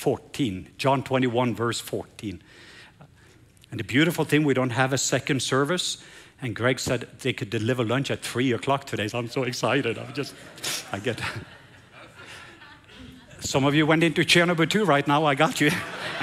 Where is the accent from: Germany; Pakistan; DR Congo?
Pakistan; moved away; so I came from Pakistan and we were tired and beaten